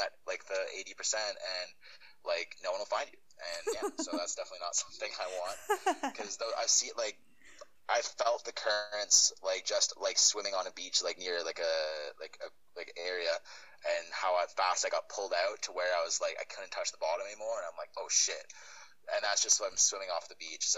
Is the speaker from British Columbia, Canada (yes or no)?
no; Burlington, Ontario, Canada; moved away as an adult; also born or lived in Ottawa, Canada; now in Australia; I was born in Burlington, which is just outside of Toronto, but then I went to Ottawa like 7 years ago for school and stayed